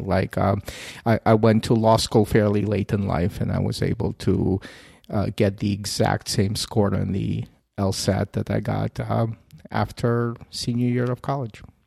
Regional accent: Kyiv, Ukraine; moved away; I'm a Russian speaker originally from Kiev.

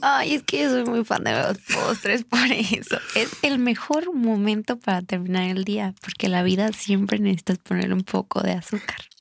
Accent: Michoacán, Mexico; yo soy de Michoacán, regresando. Y en Michoacán, o sea, en serio, la cultura del Día de Muertos es súper increíble. La gente que, que ha ah, podido visitar mi estado

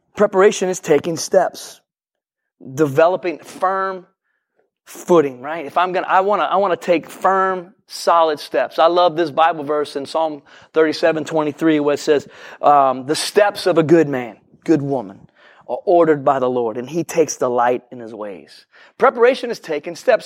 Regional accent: New Orleans, Louisiana, United States; I'm from New Orleans

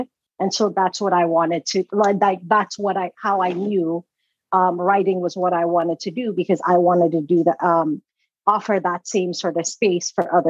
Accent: Atlanta, Georgia, United States; also born or lived in Sierra Leone; growing up in Sierra Leone, I didn't understand what patriarchy was. I didn't understand all of this stuff. So when I'd ask people questions, because Sierra Leone is extremely patriarchal. And then Atlanta, Georgia, where I grew up, is also extremely patriarchal, right?

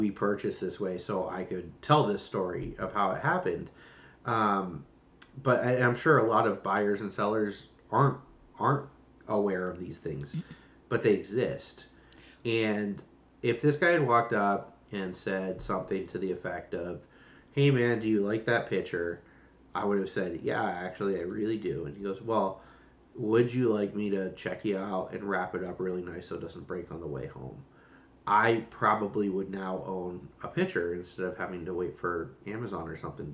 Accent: Los Angeles, California, United States; I'm from Los Angeles

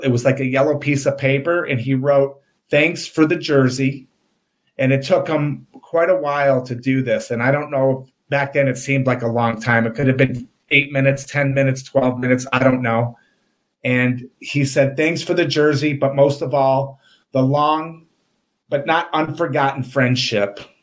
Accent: Oak Park, United States; we grew up in Oak Park

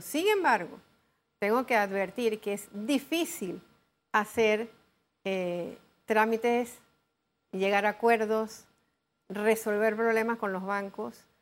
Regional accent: Panama; como panameños

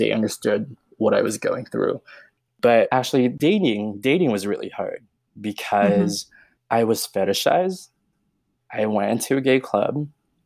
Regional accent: Bay Area, California, United States; born or raised there; moved away as an adult; now in Reno, United States

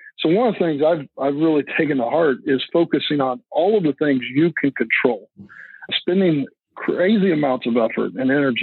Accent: Lubbock, Texas, United States; moved away; I grew up in West Texas. It's where I grew up, around Lubbock, Texas

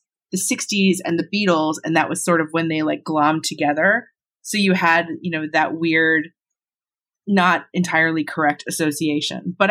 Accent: Long Island, New York, United States; I grew up on Long Island

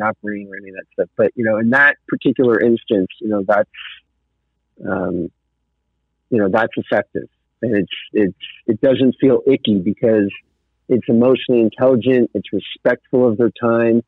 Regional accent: Southern California, United States; moved away as an adult; also born or lived in Malibu; now in Colorado, United States; I grew up in Southern California in a nice middle class home, and I lived in Malibu

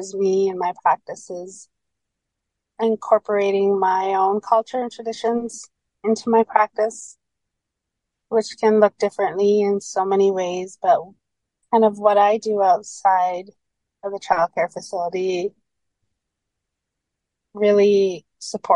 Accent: Gitwangak, British Columbia, Canada; moved away as an adult; now in Terrace, Canada; I am from the Gitxsan Nation in Gitwongak, BC

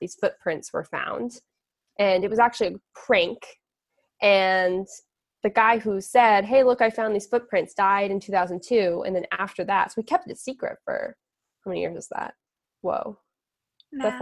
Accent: Seattle, Washington, United States; I'm from Seattle

